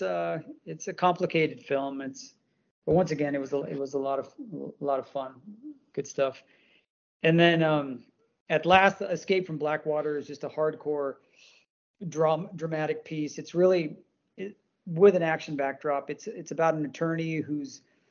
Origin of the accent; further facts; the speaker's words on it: India; I'm from India